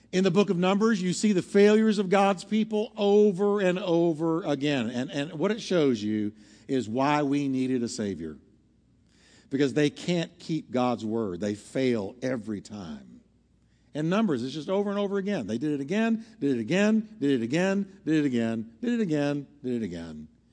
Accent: New York, United States; moved away; I'm from New York

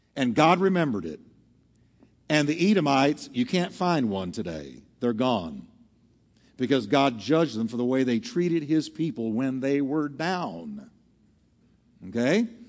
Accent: Texas, United States; I'm from Texas

